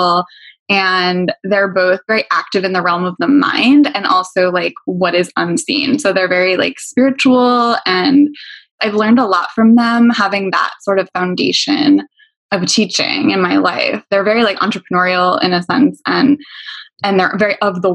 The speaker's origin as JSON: {"language": "English", "region": "Pennsylvania", "country": "United States", "tie": "born or raised there", "also_born_or_lived": "New York / Los Angeles", "moved": "yes", "lives_now": "New Jersey, United States", "said": "I grew up in Pennsylvania, but I lived in New York and LA and a bunch of other places. And now I live in New Jersey"}